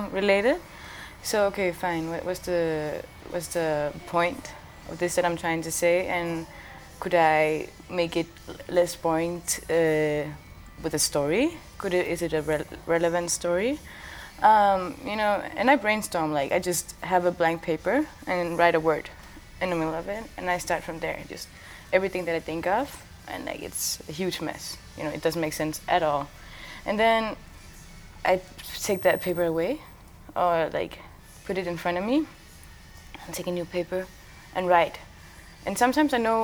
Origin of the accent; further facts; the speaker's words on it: Greenland; I was born and raised in Greenland, and I grew up speaking three languages all the time